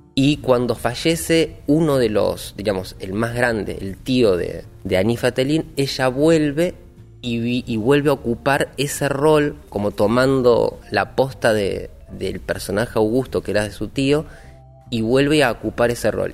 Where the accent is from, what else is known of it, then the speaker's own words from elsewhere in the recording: Billinghurst, Buenos Aires Province, Argentina; Y soy del partido de Billinghurst, de acá de San Martín